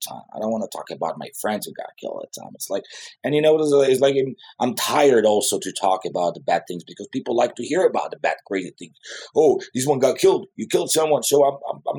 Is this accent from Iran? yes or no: no; Jerusalem, Jerusalem District, Israel; English is a second language; moved away as an adult; now in Los Angeles, United States; I grew up in Southeast Jerusalem, which is a very aggressive place to grow up